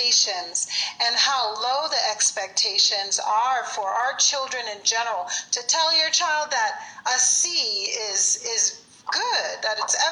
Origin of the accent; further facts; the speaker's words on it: Virginia, United States; moved away as an adult; now in Colorado, United States; I was raised in Virginia.